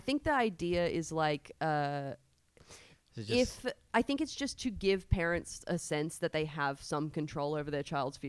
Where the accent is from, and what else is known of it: Biloela, Queensland, Australia; born or raised there; also born or lived in Tulsa, Oklahoma, United States; now in Alexandria, Australia